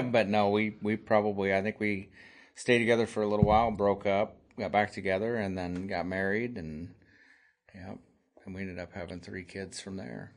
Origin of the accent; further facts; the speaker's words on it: Nebraska, United States; I grew up here in Nebraska, small town between Lincoln and Omaha.